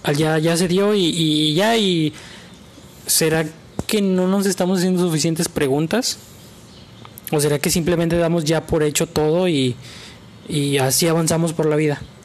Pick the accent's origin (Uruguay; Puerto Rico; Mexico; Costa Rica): Mexico; Todos somos mexicanos